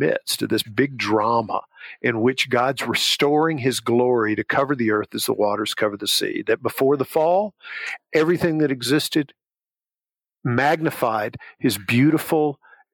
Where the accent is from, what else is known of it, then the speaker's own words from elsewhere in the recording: Southern Alabama, United States; I grew up in Southern Alabama